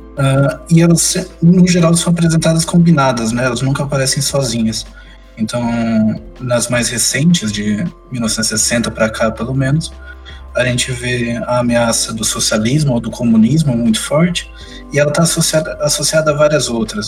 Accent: São José dos Campos, São Paulo, Brazil; also born or lived in Franca; Eu morei lá, mas eu sou de São José dos Campos

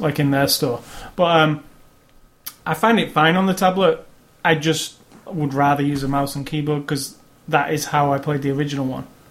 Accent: Manchester, North West England, United Kingdom; my hometown of Manchester

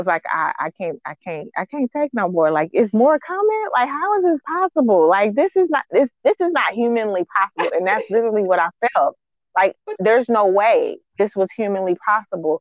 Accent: Texas, United States; I'm from Texas

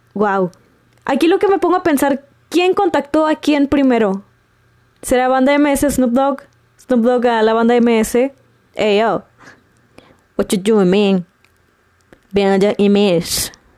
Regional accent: Monterrey, Nuevo León, Mexico; como regia

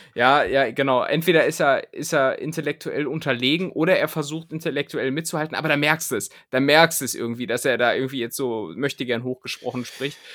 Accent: Hameln, Lower Saxony, Germany; als Schüler auch, so, keine Ahnung, weil, weil es in Hameln jetzt auch nicht groß andere Sachen zu tun gab

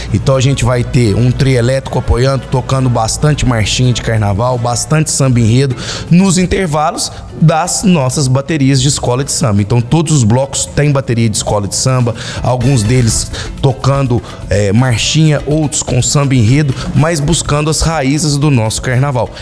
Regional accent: Lavras, Minas Gerais, Brazil; também pulei bastante carnaval em Lavras na minha infância, na minha adolescência

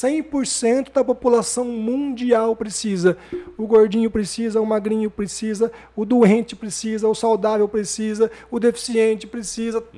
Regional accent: São José do Rio Preto, São Paulo, Brazil; eu nasci aqui em Rio, Rio Preto, Preto, 27 de junho de 78, tô revelando a minha idade

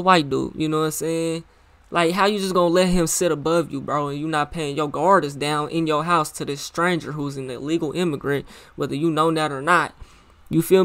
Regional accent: Muskogee, Oklahoma, United States; also born or lived in Tulsa, Oklahoma; So y'all know I'm from Oklahoma, right? I'm from Muskogee. I was born in Tulsa type of shit, you know what I'm saying? I moved to Muskogee when I was when I was like 5

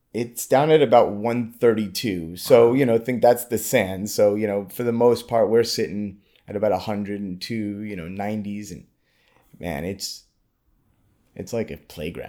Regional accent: New York City, New York, United States; now in South Florida, United States; I grew up in Brooklyn, New York

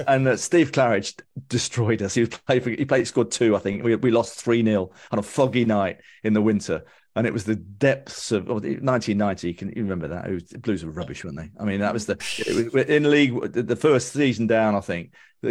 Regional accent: Birmingham, West Midlands, United Kingdom; I grew up in King's Heath. Born in Howard Road.

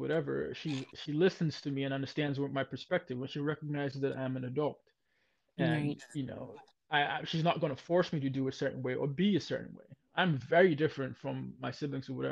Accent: Ghana; moved away; growing up in Ghana, when I was in Ghana

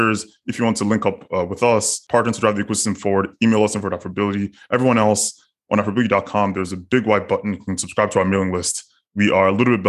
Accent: Nigeria; we as a Nigerian

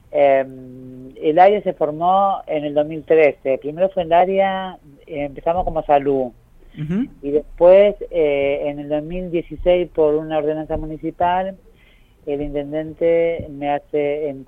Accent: Avellaneda, Buenos Aires Province, Argentina; Yo soy de Avellaneda, pero ahí empecé mi territorio

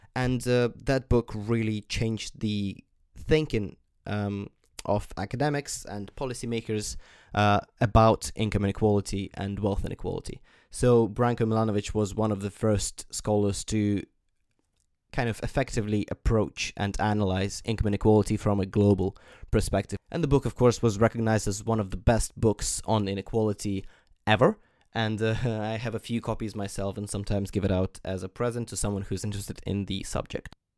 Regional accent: Ukraine; when I was young, growing up in Ukraine

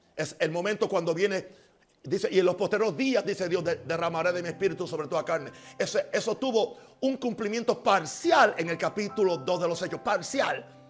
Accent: United States; moved away; yo soy americano, yo soy gringo, como ustedes dicen. Yo conozco la cultura de mi país

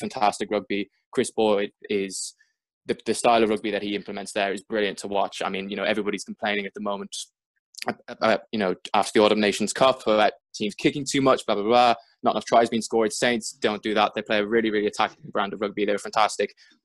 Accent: Dublin, Leinster, Ireland; moved away as an adult; now in United Kingdom; born and raised in Dublin

